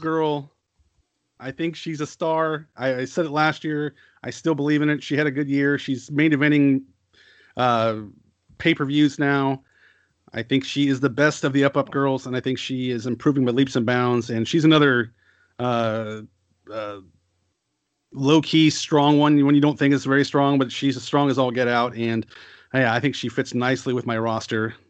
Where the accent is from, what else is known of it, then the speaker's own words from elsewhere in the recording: United States; as an American or a Westerner